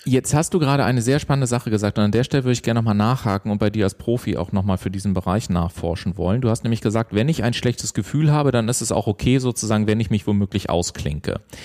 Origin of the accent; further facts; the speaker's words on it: Southern Germany, Germany; ich komme ja aus dem Süden von Deutschland